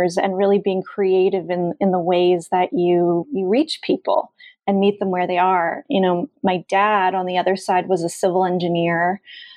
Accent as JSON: {"language": "English", "town": "Allentown", "region": "Pennsylvania", "country": "United States", "tie": "born or raised there", "said": "I grew up in Allentown, Pennsylvania, which is a little town quite near Philadelphia"}